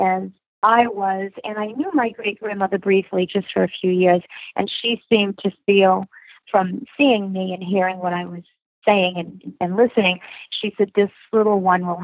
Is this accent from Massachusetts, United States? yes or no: yes; Boston, Massachusetts, United States; I was born and raised in Boston. I've always lived my life here